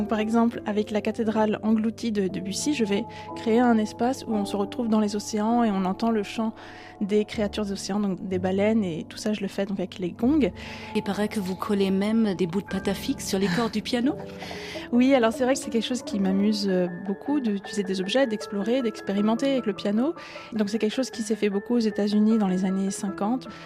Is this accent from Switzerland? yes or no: yes; Geneva, Switzerland; Moi, je suis née à Genève, en Suisse, puis j'ai grandi à la frontière française.